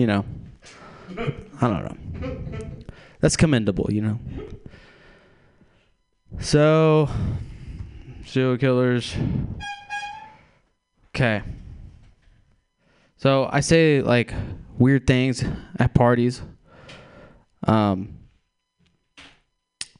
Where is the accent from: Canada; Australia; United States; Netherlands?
United States; Texas; I am from Texas